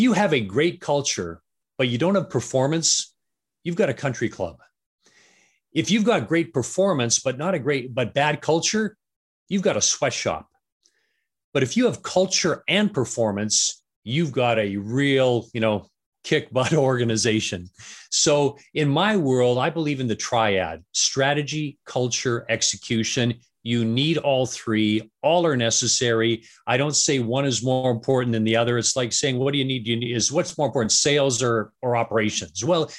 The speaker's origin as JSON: {"language": "English", "town": "Vancouver", "region": "British Columbia", "country": "Canada", "tie": "born or raised there", "also_born_or_lived": "Atlanta", "lives_now": "Denver, United States", "said": "I am. Yeah. Born and raised in Vancouver. So. I mean, yes. I've lived in Atlanta and Denver and different places, but yeah, born and raised in Canada."}